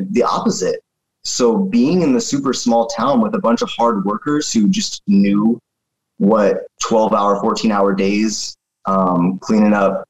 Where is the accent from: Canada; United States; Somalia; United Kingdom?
United States; Raymond, Washington; also born or lived in Little Rock, Arkansas; So currently I'm living in Olympia. It's just about 45 minutes south of Seattle. But I grew up in Raymond, super small town off of the coast, about 40 minutes from Oregon.